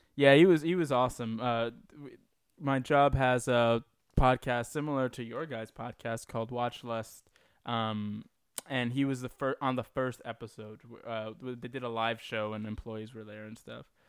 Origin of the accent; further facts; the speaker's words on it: New York, United States; I was born and raised in New York